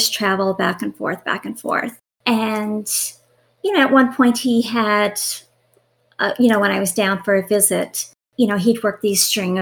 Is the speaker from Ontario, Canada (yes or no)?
no; Newfoundland and Labrador, Canada; I'm Canadian, I'm from Newfoundland. Typically, people from Newfoundland stay in Newfoundland, like we don't leave